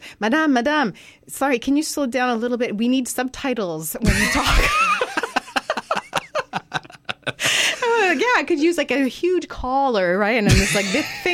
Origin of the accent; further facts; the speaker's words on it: Montreal, Quebec, Canada; first language French; English is a second language; moved away as an adult; now in Hamilton, Canada; I'm actually from Quebec. I was born in the Montreal area